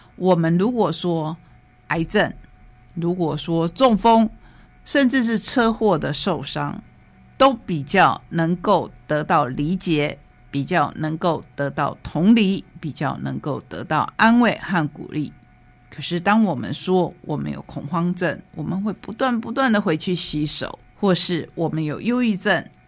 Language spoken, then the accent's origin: Chinese; Taiwan; 我们台湾人